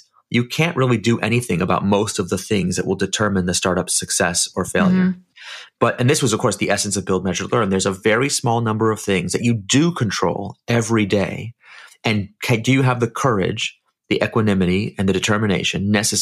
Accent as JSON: {"language": "English", "town": "San Francisco", "region": "California", "country": "United States", "said": "I'm from San Francisco"}